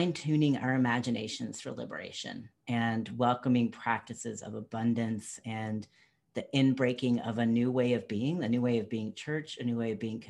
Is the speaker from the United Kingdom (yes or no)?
no; North Carolina, United States; moved away as an adult; also born or lived in Washington, District of Columbia, United States; born and raised in North Carolina, but had a journey away from it